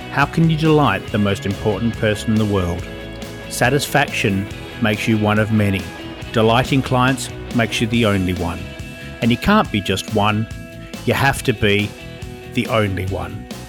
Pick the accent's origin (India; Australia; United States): Australia; Perth, Western Australia; now in Oxfordshire, United Kingdom; I'm living in Oxfordshire these days, but I came from Perth originally